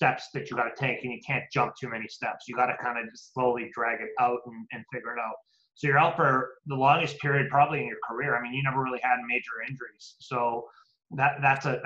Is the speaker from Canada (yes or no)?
yes; British Columbia, Canada; being from British Columbia